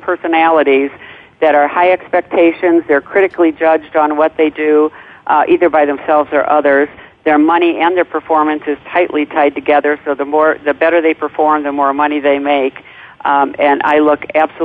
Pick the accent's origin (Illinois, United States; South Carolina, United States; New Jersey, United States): Illinois, United States; Chicago; I'm from Chicago